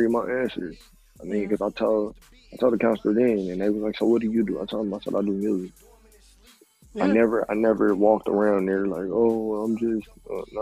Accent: Milwaukee, Wisconsin, United States; moved away as an adult; now in Georgia, United States; I'm from Wisconsin. And I moved down here to Georgia

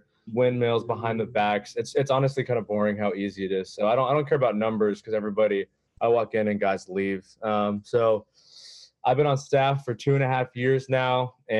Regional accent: Alpharetta, Georgia, United States; now in Atlanta, United States; I went to University of Georgia. Go Dogs. I'm from Alpharetta, Georgia. I live in Hotlanta now.

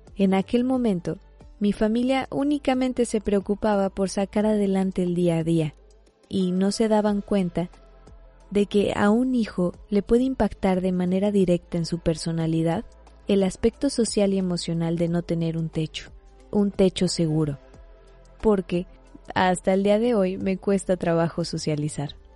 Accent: Mexico; Yo soy mexicana

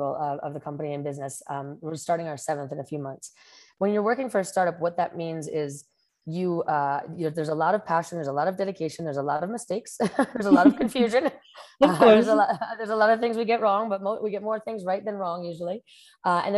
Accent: New Jersey, United States; moved away as an adult; also born or lived in New York City, United States; now in Costa Rica; I'm originally from New Jersey, and I've been living here in Costa Rica for the past 10 years

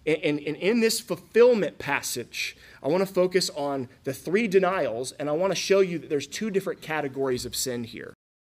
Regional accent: Florida, United States; also born or lived in Cookeville, Tennessee / New Zealand; now in East Tennessee, United States; I'm from Florida.

